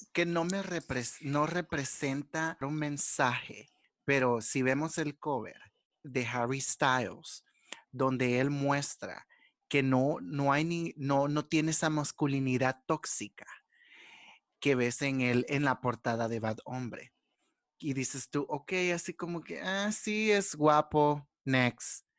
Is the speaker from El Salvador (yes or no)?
yes; El Salvador; nosotros como salvadoreños